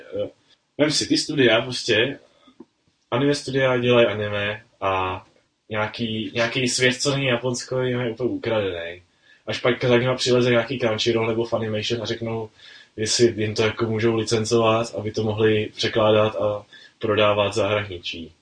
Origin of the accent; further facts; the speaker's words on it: Czechia; tady u nás v Čechách